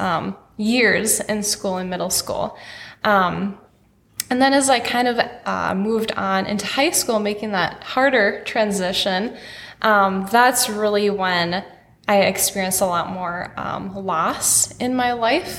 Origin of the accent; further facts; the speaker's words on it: Wadena, Minnesota, United States; And I grew up in Wadena, Minnesota, so in a small farm town, rural town